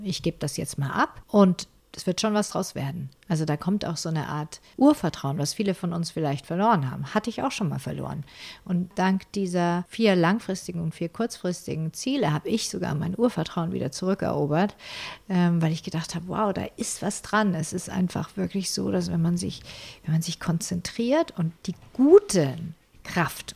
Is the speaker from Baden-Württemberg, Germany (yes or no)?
yes; Ulm, Baden-Württemberg, Germany; in Ulm wo ich aufgewachsen bin